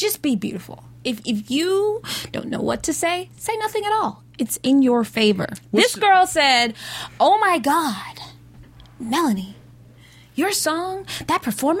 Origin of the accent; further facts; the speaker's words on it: Colorado, United States; also born or lived in Massachusetts; I'm from Colorado